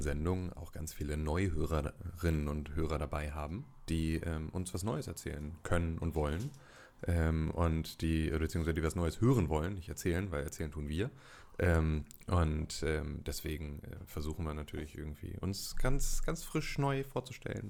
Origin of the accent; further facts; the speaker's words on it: Gifhorn, Lower Saxony, Germany; ich komme aus Gifhorn, das liegt in der Nähe von Wolfsburg und von Braunschweig